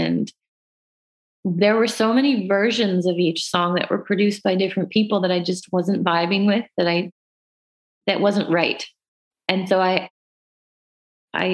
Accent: Canada; As Canadian artists

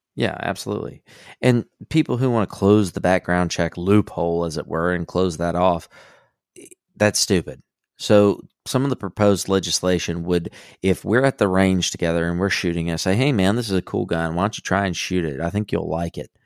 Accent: Southeast Texas, United States; I grew up in Southeast Texas

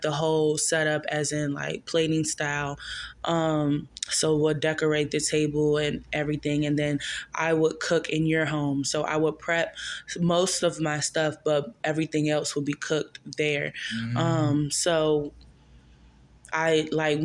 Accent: Maryland, United States; now in Charlotte, United States; I am from Maryland

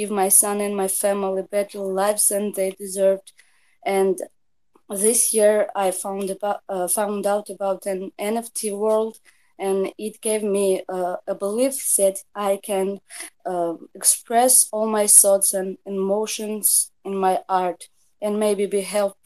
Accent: Tbilisi, Georgia; I'm from Georgia, Tbilisi

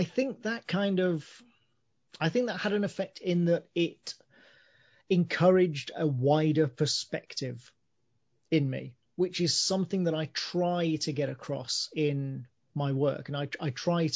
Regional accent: a small town outside Birmingham, West Midlands, United Kingdom; I was born in Birmingham, but I grew up in a small town outside Birmingham

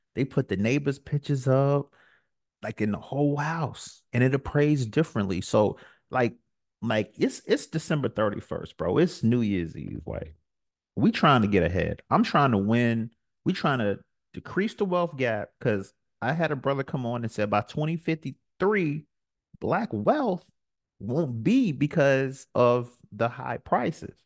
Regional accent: New York, United States; I'm from New York

